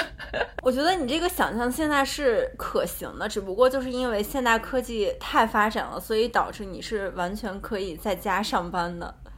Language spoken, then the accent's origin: Chinese; Tianshui, Gansu, China; moved away; 我有可能不会待在天水这样的一个我们的家乡